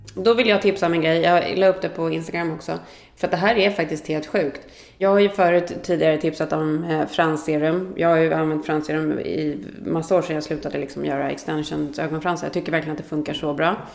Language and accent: Swedish; Sweden; now in United States; vi som svenskar